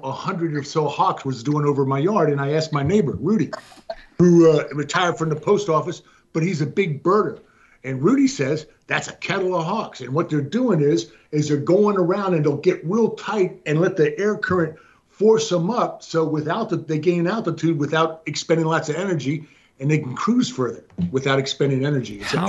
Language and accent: English; Honolulu, Hawaii, United States; born there; now in McAllen, United States; No, I was born in Honolulu, Hawaii.